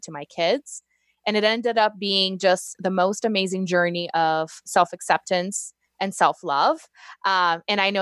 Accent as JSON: {"language": "English", "country": "Brazil", "second_language": "English", "moved": "yes", "said": "I'm originally from Brazil"}